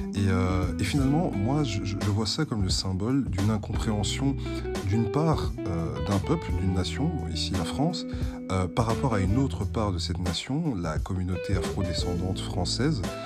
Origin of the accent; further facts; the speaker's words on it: Belgium; je suis belge francophone